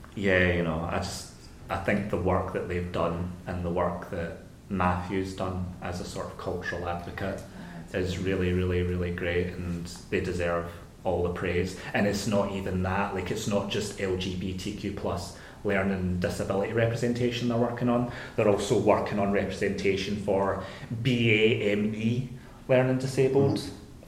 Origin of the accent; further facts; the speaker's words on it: Glasgow, Scotland, United Kingdom; my hometown of Glasgow